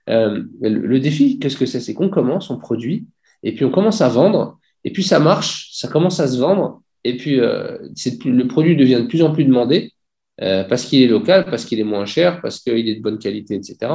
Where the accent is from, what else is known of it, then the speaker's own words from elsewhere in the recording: Algeria; je dis bah, super, je suis algérien, ça va me permettre de, faire un petit tour en Algérie de temps en temps.